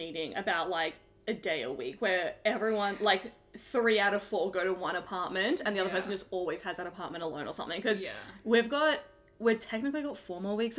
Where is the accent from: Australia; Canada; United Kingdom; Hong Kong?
Australia; because I'm Australian